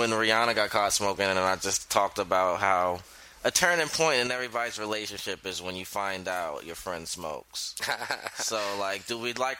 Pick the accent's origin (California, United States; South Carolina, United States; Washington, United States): South Carolina, United States; Georgetown; now in New York, United States; 843 for South Carolina, because I'm originally from Georgetown, South Carolina, where the weed's not that good.